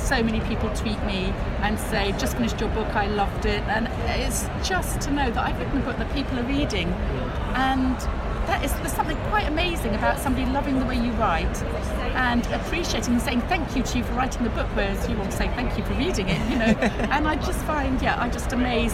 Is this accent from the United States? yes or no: no; England, United Kingdom; because I'm English